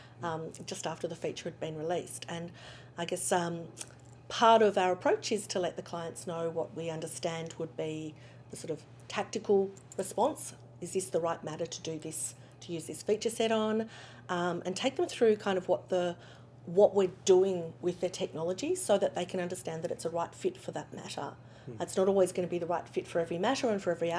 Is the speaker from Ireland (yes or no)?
no; Australia; accent: Australian; back in Australia, which obviously my accent is a bit of a giveaway for